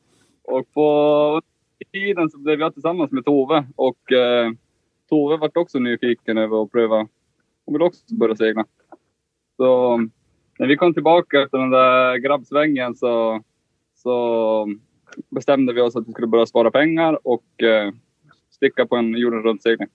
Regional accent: Kiruna, Norrbotten County, Sweden; moved away; vi är ju båda från Kiruna. Där är det inte så mycket vatten.

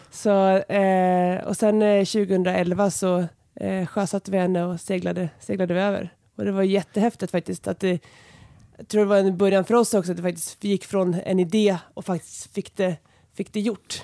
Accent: Enköping, Uppsala County, Sweden; jag är uppvuxen här utanför, utanför Enköping på landet

